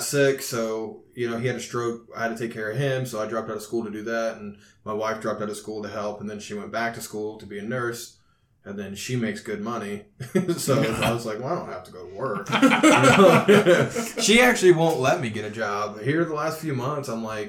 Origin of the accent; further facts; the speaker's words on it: Owen County, Indiana, United States; I'm from Owen County